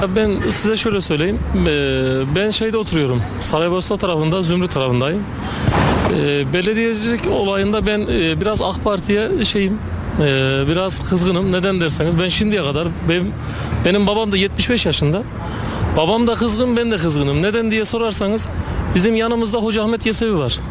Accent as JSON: {"language": "Turkish", "town": "Kayseri", "region": "Kayseri Province", "country": "Turkey", "said": "ben e, Kayseri'nin Koca Sinan tarafında Yüreğil köyünde köyündenim."}